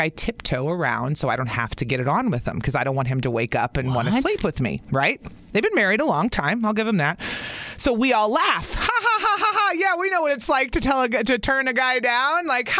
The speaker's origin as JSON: {"language": "English", "region": "Illinois", "country": "United States", "tie": "born or raised there", "moved": "yes", "said": "I grew up in Illinois."}